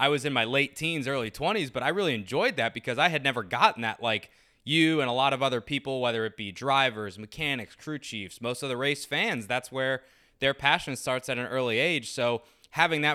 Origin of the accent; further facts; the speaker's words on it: Rockville, Maryland, United States; growing up in Rockville and the greater DC area